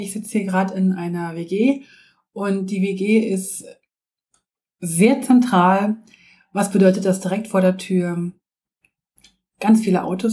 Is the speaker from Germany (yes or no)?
no; Switzerland; bei uns in der Schweiz